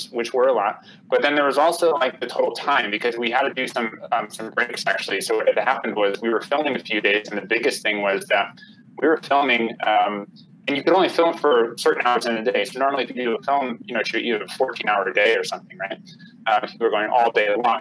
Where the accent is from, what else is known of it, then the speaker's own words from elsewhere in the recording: Connecticut, United States; now in California, United States; I grew up in Connecticut on the East Coast